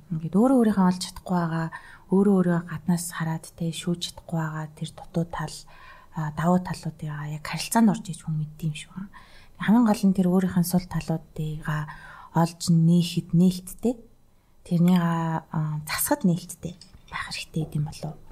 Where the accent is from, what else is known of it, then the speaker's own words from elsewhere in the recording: Mongolia; би Монголоос ирсэн.